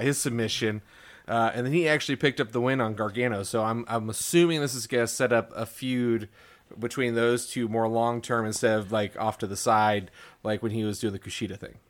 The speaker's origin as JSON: {"language": "English", "region": "Missouri", "country": "United States", "said": "We're from Missouri"}